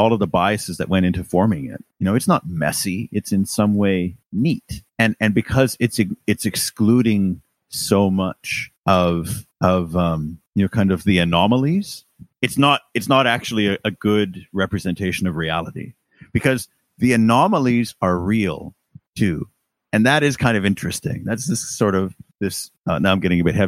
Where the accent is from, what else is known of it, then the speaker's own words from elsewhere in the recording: Canada; now in United Kingdom; as a Canadian